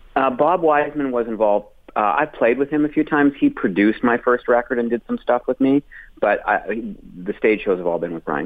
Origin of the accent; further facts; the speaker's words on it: Calgary and Edmonton, Alberta, Canada; moved away as an adult; also born or lived in Toronto; I was in Calgary and Edmonton back and forth for my sort of formative um, years up until I left there uh, to do comedy in Toronto